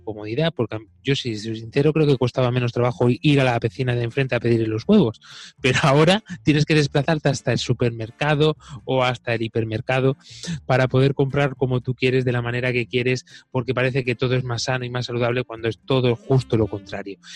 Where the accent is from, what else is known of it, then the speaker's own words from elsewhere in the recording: Spain; yo esto lo he vivido de pequeño en mi pueblo